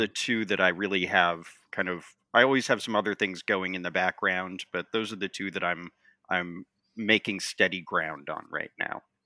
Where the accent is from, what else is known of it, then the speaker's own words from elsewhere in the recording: Montana, United States; moved away as an adult; also born or lived in San Francisco / East Coast; now in Washington, D.C., United States; I was born and raised in the West, uh, in Montana, and I left for college